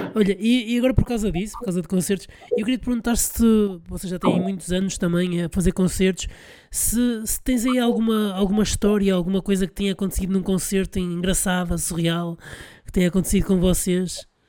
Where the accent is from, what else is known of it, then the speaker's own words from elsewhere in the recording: Porto, Norte, Portugal; eu sou de cá, sou do Porto